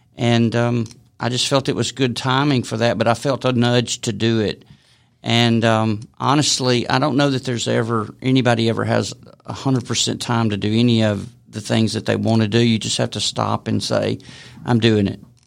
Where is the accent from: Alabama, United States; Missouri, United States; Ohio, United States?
Alabama, United States; Decatur; moved away as an adult; now in Ball Ground, United States; I grew up in Decatur, Coleman area